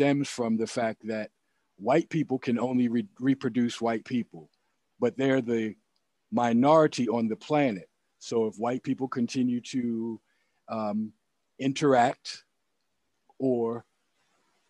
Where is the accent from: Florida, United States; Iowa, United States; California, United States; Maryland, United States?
Maryland, United States; my home state of Maryland